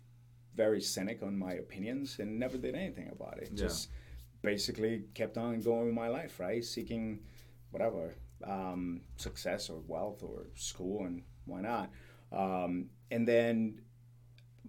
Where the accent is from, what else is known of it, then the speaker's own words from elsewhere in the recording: Colombia; moved away as an adult; now in United States; I grew up in Colombia, so I witnessed corruption and just violence in general. So when I moved to the States